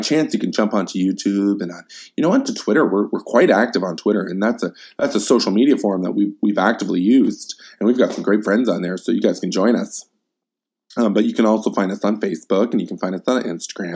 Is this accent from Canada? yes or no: yes; Canada; I can only speak as a Canadian